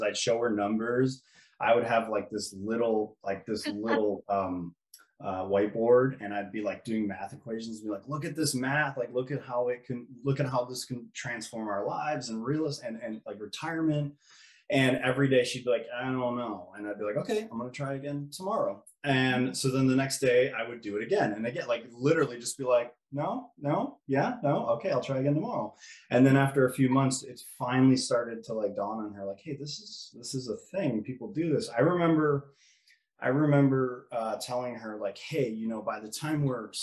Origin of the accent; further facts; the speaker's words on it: Orland Park, Illinois, United States; moved away as an adult; also born or lived in Pensacola, Florida; I am from Orland Park. It's a suburb, south suburb of Chicago. Born and raised in that area